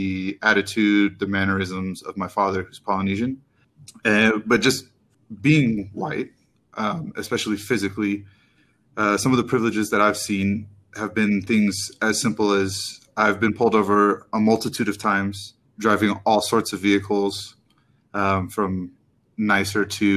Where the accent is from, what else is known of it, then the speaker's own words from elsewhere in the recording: Austin, Texas, United States; now in Utah, United States; I grew up in Austin, Texas, mostly